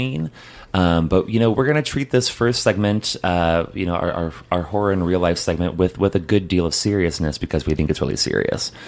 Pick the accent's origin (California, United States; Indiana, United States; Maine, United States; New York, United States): Indiana, United States; Northwest; I grew up in Northwest Indiana